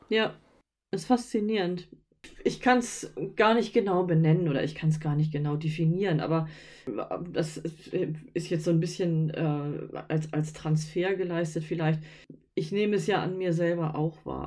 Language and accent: German; Northern Germany, Germany; wir kommen ja aus Norddeutschland